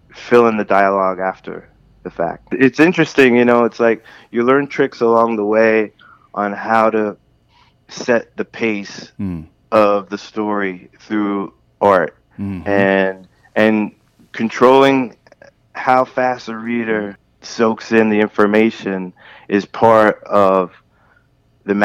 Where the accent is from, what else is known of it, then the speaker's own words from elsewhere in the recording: New York City, New York, United States; when I was a little kid, growing up in Brooklyn